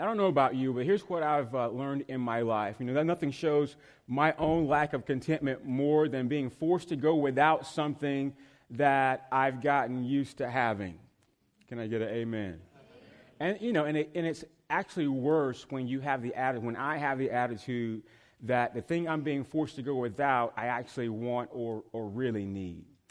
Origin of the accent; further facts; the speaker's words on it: the South, United States; moved away as an adult; also born or lived in North Carolina; now in Northern Virginia, United States; I'm from the South